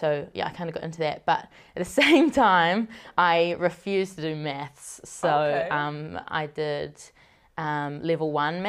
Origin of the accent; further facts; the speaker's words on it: Helensville, Auckland, New Zealand; However, I grew up in Helensville, out west. So, way out west, out in the farmland.